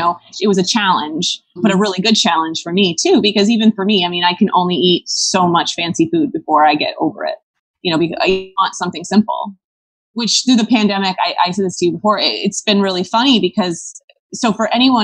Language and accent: English; Rhinebeck, New York, United States; also born or lived in Vermont; My family moved to like the Rhinebeck area when I was like 4.